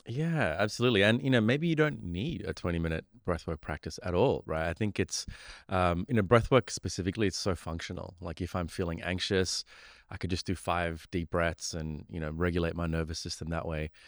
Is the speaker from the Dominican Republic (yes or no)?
no; Australia; also born or lived in Sri Lanka; I grew up in Australia